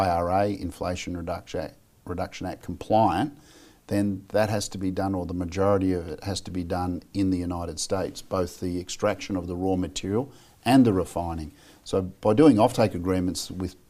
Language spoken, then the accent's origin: English; Australia; I'm an Australian